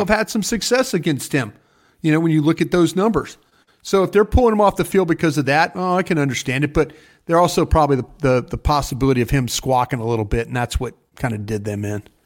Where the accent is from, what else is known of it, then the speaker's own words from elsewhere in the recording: Dallas, Texas, United States; I wasn't from Dallas. I told people I was from Waco and Austin and other towns in Texas